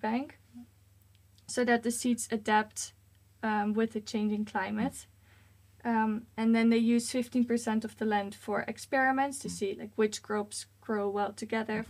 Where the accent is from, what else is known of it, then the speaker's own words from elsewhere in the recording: Netherlands; moved away as an adult; now in Sweden; I'm originally from the Netherlands